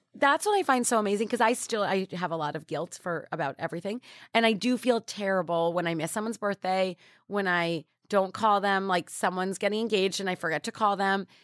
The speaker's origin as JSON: {"language": "English", "region": "New York", "country": "United States", "tie": "born or raised there", "said": "I grew up in New York"}